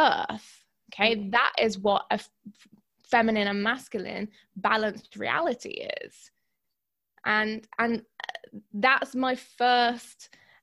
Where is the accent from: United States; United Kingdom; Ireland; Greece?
Greece; I'm half Greek. I was brought up in Greece.